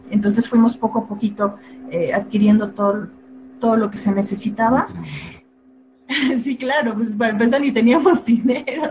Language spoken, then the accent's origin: Spanish; Guelatao, Oaxaca, Mexico; moved away as an adult; yo salí de, pues de mi pueblo, allá en Oaxaca. ya soy de, de Guelatao